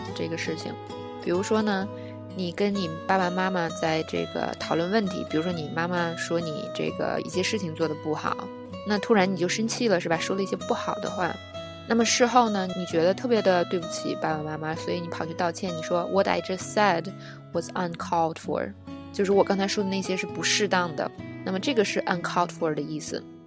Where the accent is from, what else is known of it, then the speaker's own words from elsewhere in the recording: China; 我们中国人